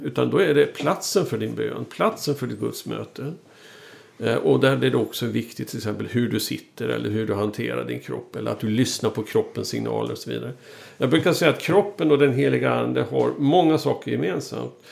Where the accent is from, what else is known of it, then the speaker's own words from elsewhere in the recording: Sweden; som svensk